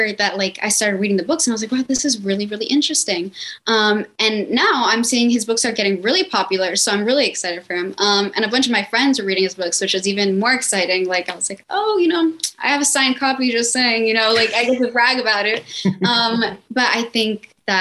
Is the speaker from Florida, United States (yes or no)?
yes; Miami, Florida, United States; born and raised in Miami, Florida.